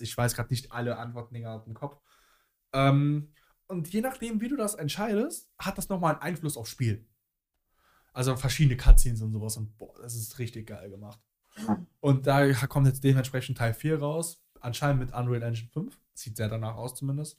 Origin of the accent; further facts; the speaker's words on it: Cologne, North Rhine-Westphalia, Germany; bei uns in Köln